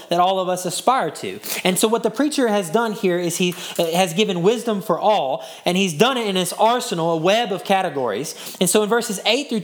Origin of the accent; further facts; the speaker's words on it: Hudson, Texas, United States; my hometown, Hudson, Texas.